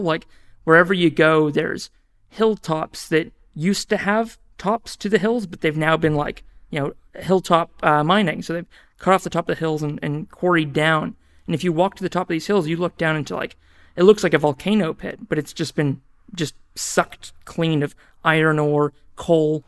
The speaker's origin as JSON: {"language": "English", "country": "New Zealand", "also_born_or_lived": "Australia", "moved": "as an adult", "lives_now": "Auckland, New Zealand", "said": "I am a New Zealander and I'm a Kiwi"}